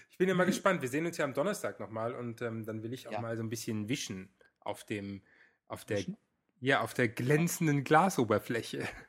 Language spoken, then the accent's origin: German; Frankfurt, Hesse, Germany; wir kommen aus Frankfurt